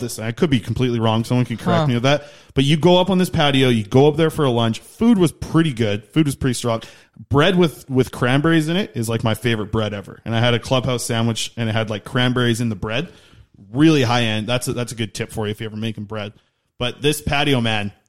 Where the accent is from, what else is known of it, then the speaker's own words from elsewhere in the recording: Nanaimo, British Columbia, Canada; I'm from Nanaimo